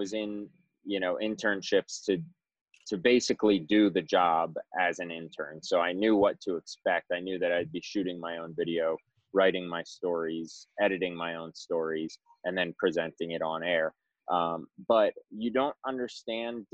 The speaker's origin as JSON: {"language": "English", "town": "Clearwater", "region": "Florida", "country": "United States", "also_born_or_lived": "South Carolina / Maine / Tampa, Florida", "moved": "as an adult", "lives_now": "Chicago, United States", "said": "back home to Florida, from Clearwater originally"}